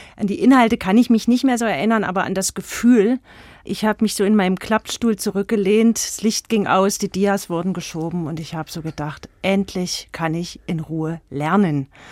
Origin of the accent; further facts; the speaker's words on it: East Germany, Germany; now in Eisenach, Germany; ich habe mich als Ostdeutscher fremd im Osten gefühlt